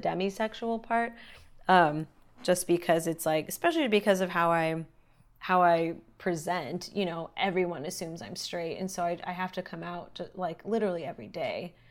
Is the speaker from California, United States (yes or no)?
yes; Los Angeles, California, United States; born or raised there